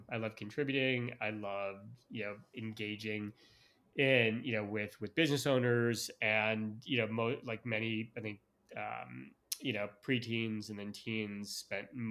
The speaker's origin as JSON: {"language": "English", "town": "Chicago", "region": "Illinois", "country": "United States", "tie": "born or raised there", "moved": "yes", "lives_now": "Austin, United States", "said": "I was born and raised in the suburbs of Chicago."}